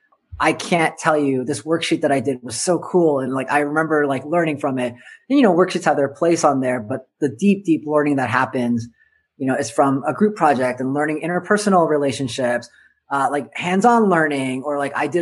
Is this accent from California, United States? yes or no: yes; Southern California, United States; I grew up in Southern California.